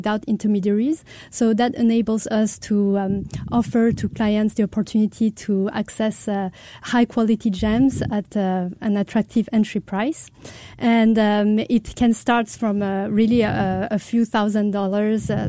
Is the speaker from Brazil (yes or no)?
no; France; accent: French; now in Singapore; our whole family relocated to France. That explains my French accent.